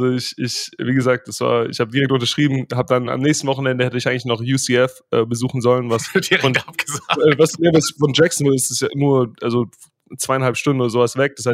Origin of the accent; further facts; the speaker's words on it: Germany; accent: German; Äh, die Jungs haben zwar immer mit meinem deutschen Akzent so ein bisschen gehadert